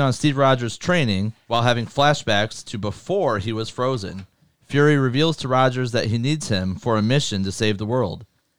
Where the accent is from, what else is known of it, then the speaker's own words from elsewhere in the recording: Germany; just because we're from Germany does not mean we are part of the Nazi organization.